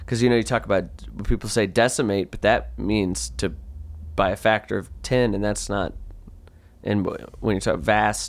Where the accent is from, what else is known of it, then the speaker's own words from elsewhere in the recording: United States; I'm an American.